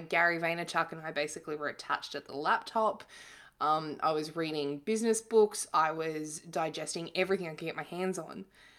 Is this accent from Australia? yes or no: yes; Victoria, Australia; I grew up in East Gippsland in Victoria, and, my parents had like a cattle farm and worked kind of menial, blue collar jobs